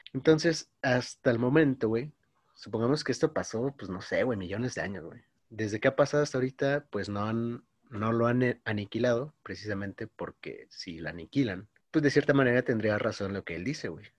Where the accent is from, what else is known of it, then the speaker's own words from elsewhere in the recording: Mexico; soy mexicano